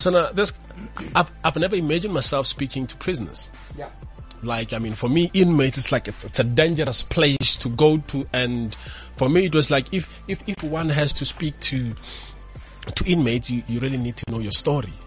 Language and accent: English; Pretoria, Gauteng, South Africa; also born or lived in Limpopo; I was born in a rural village in Limpopo, even though I grew up in Pretoria in Mamelodi